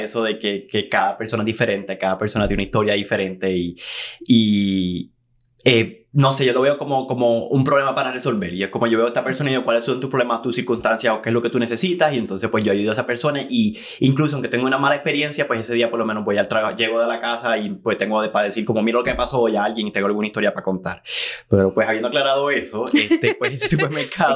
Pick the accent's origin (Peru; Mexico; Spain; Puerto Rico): Puerto Rico; San Juan; moved away as an adult; now in Los Angeles, United States; yo soy de San Juan, de la capital